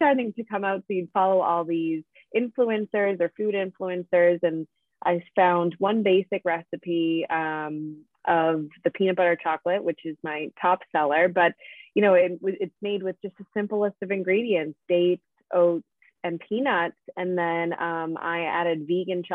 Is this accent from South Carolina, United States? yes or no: no; Pembroke, Massachusetts, United States; moved away as an adult; also born or lived in Boston / New York; I grew up in Pembroke, so local to the South Shore of Massachusetts